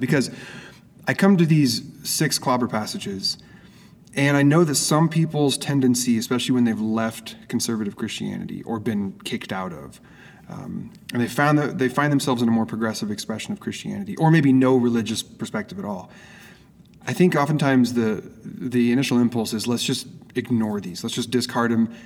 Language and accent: English; Oregon, United States; moved away as an adult; also born or lived in Phoenix; now in San Diego, United States; My wife and I both okay. grew up in Oregon